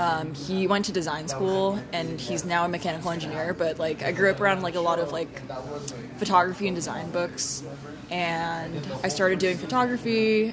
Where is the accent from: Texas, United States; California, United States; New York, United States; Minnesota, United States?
California, United States; The Bay Area.